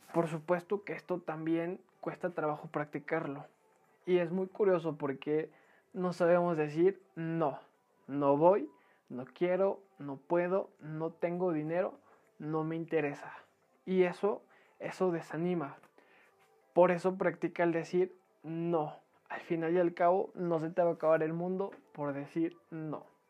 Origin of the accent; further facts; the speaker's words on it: Mexico; como buenos mexicanos dejamos toda la mera hora